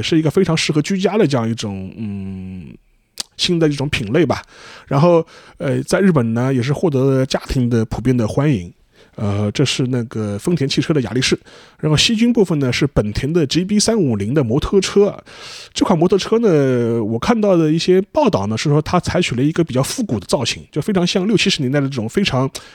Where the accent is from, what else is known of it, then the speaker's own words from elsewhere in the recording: China; 我们中国人